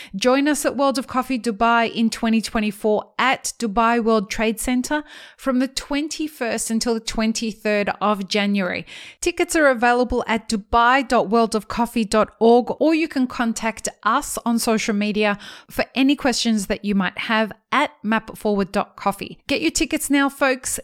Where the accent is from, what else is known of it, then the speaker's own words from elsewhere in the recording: Australia; as an Australian